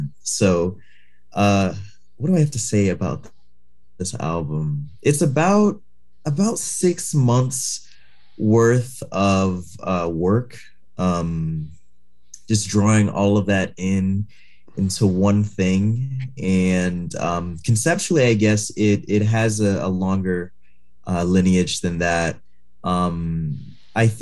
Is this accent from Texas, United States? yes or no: no; New York City, New York, United States; now in Portland, United States; I'm from Far Rockaway, Queens